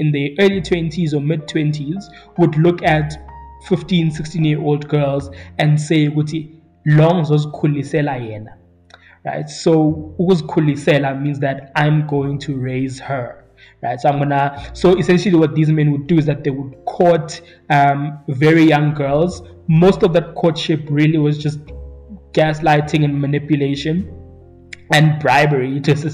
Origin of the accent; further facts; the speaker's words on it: East Rand of Johannesburg, Gauteng, South Africa; I grew up in two different townships in the East Rand of Johannesburg growing up